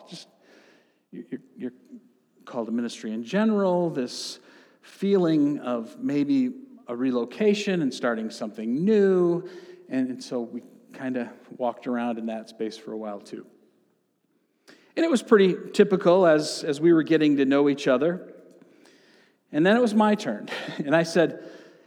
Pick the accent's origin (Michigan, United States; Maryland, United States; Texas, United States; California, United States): Michigan, United States; central and southeast; in the part of the state of Michigan where I grew up. And since I'm from Michigan